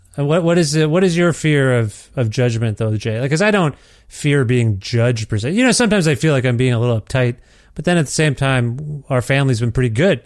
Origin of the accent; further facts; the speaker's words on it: Ontario, Canada; now in Alberta, Canada; I'm from Ontario and we have all the seasons